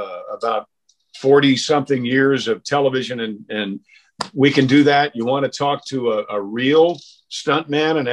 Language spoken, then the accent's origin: English; Mount Kisco, New York, United States; moved away; I'm from Mount Kisco, New York